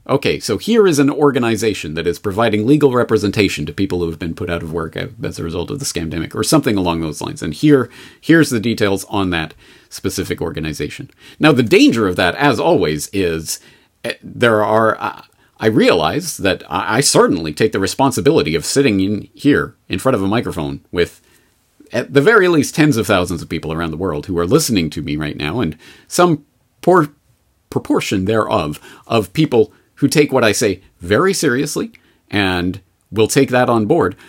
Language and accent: English; Canada; now in Japan; I'm a Canadian in Japan